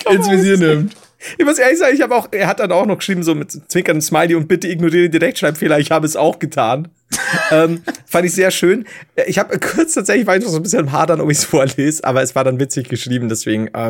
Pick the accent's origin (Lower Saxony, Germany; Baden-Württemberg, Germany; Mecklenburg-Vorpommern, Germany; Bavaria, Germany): Bavaria, Germany; Nuremberg; Allerdings möchte ich betonen, dass ich als Nürnberger im Ernstfall natürlich Team Heider bin.